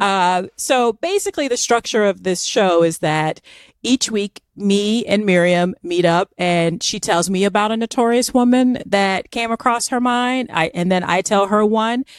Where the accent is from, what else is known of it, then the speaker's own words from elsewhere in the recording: Florida, United States; I'm from Florida